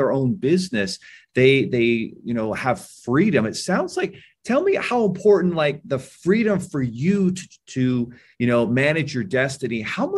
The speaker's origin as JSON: {"language": "English", "region": "Southern Utah", "country": "United States", "tie": "born or raised there", "said": "I'm the oldest of 9 kids in a little town in Southern Utah."}